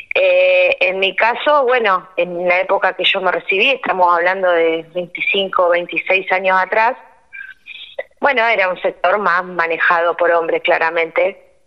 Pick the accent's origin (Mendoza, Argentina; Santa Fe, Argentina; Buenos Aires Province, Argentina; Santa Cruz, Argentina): Santa Fe, Argentina; Rosario; moved away as an adult; now in Cañada Rosquín, Argentina; soy rosarina y cuando me recibí me vine a vivir acá a Cañada Rosquín